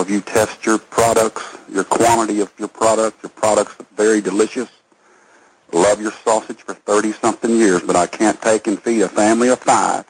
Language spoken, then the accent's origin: English; Texas, United States; I'm a Texas man